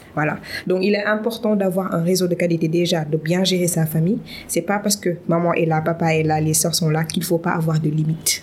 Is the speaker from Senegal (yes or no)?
yes; Dakar, Senegal; je suis née, j'ai grandi ici, mm. au Sénégal, à Dakar plus précisément